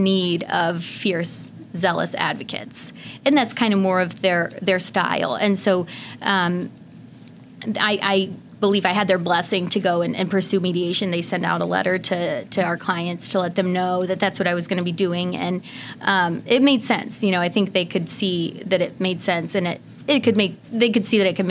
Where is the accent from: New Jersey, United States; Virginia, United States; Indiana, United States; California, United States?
Indiana, United States; now in Illinois, United States; my home state of Indiana